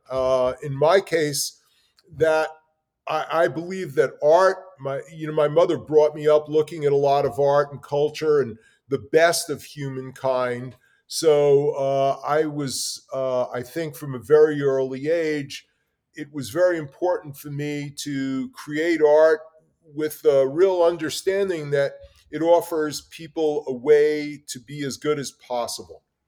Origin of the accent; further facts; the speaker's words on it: New York City, New York, United States; I grew up in New York City, in the Bronx, and in Brooklyn